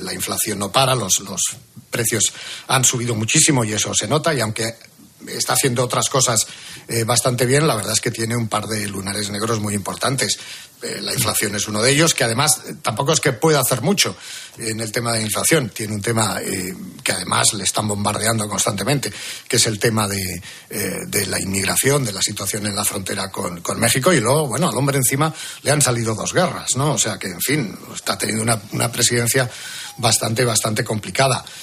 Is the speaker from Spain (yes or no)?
yes; Vigo, Galicia, Spain; moved away as an adult; now in Washington, United States; yo soy de Vigo, yo soy gallego